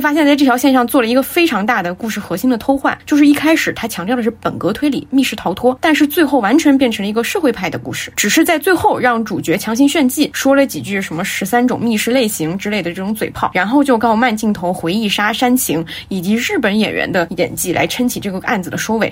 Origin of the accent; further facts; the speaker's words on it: Guizhou, China; 我当时吐槽我和我的家乡里，因为它拍的是我的家乡